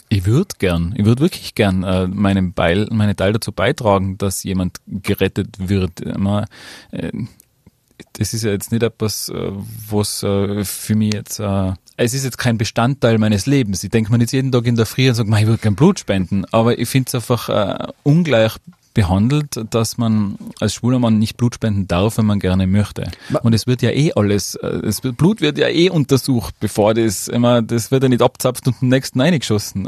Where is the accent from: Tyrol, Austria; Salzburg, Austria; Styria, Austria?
Tyrol, Austria; Drag Kings gibt's bei uns in Tirol